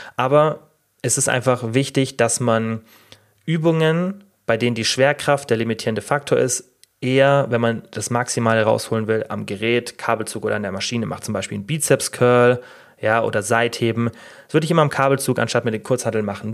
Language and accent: German; Germany; bei uns in Deutschland